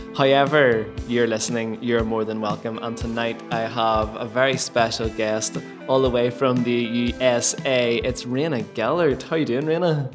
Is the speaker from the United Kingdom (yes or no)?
yes; Lisburn, Northern Ireland, United Kingdom; in my hometown, Lisburn